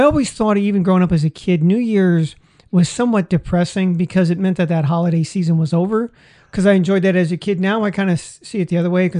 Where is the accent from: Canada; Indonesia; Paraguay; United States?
United States; San Francisco, California; also born or lived in Washington / Tokyo; now in Las Vegas, United States; I grew up in San Francisco, it doesn't snow.